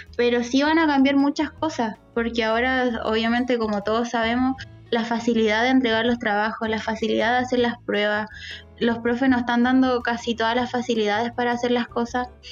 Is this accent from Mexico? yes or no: no; Talca, Maule, Chile; yo soy de Talca